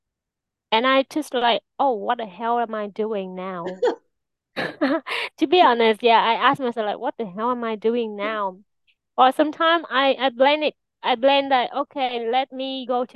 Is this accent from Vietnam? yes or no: yes; Vietnam; I am from Vietnam